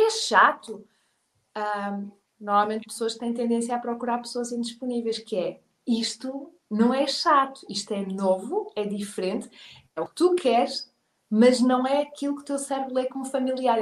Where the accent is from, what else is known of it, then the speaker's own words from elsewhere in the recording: Portugal; moved away as an adult; also born or lived in England; o meu cérebro de português